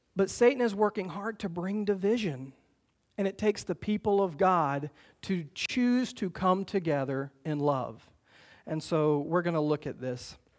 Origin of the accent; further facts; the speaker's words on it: the South, United States; growing up in the South